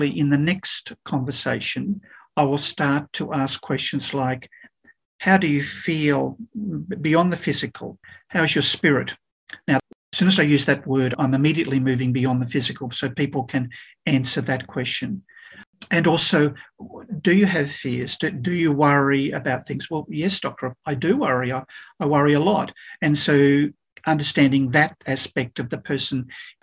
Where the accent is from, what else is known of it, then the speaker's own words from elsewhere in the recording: Canberra, Australian Capital Territory, Australia; also born or lived in South Africa / Melbourne; went back to my hometown, Canberra